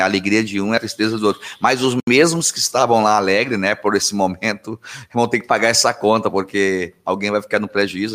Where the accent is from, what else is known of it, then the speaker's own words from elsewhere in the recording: Anápolis, Center-West, Brazil; moved away; eu vim lá do Centro-Oeste